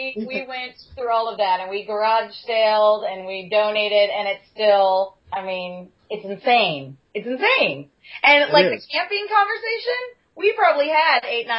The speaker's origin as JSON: {"language": "English", "region": "Missouri", "country": "United States", "tie": "born or raised there", "moved": "as an adult", "lives_now": "Nashville, United States", "said": "I grew up in Missouri, so I've canoed just about every river in Missouri."}